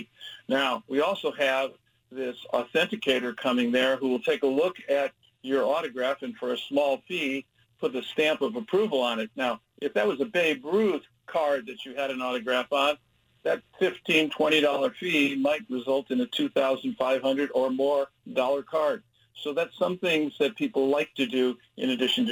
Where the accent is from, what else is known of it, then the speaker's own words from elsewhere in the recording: Chicago, Illinois, United States; now in Oregon, United States; I grew up in Chicago